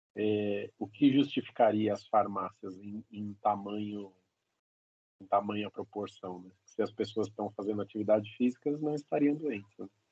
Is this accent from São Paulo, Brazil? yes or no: yes; São Paulo, Brazil; a gente é de São Paulo